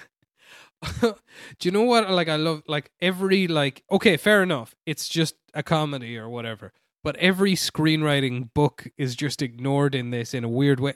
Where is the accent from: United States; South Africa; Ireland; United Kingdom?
Ireland; I am Irish